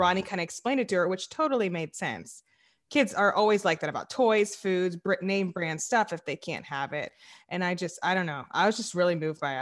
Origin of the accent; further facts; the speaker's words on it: the South, United States; I'm from the South